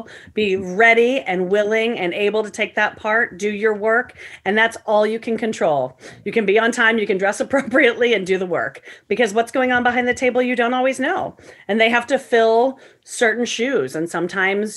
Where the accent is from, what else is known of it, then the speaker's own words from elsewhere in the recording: St. Louis, Missouri, United States; I grew up in St. Louis, Missouri